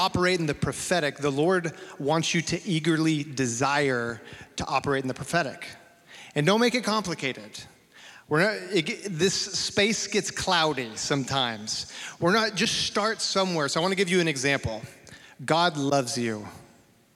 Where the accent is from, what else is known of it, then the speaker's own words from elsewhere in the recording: Amarillo, Texas, United States; a Baptist boy growing up in Amarillo, Texas.